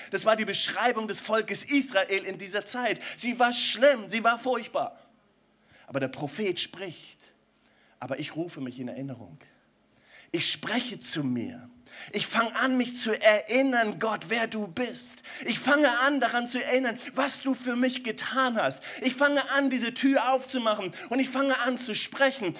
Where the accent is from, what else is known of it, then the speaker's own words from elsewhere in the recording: Germany; als Deutsche